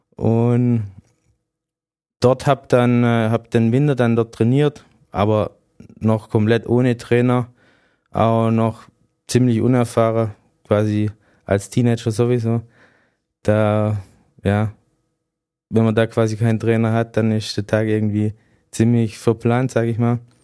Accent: near Bietigheim, Baden-Württemberg, Germany; also born or lived in Cottbus; ich bin dann in der Nähe von Bietigheim aufgewachsen

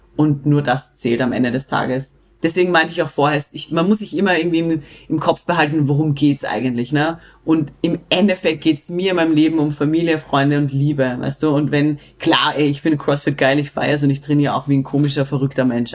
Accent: Austria; Bei uns in Österreich

